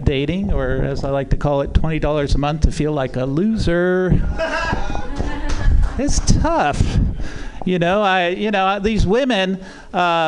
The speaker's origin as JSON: {"language": "English", "town": "Oakland", "region": "California", "country": "United States", "said": "I'm from Oakland"}